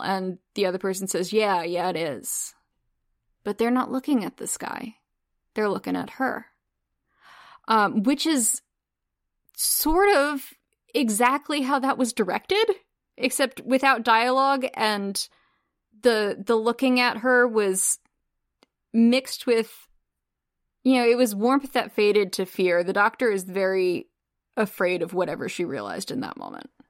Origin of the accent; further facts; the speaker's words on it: United States; as an American watching Demons of the Punjab, because that's not something that we're, we learn about in American schools.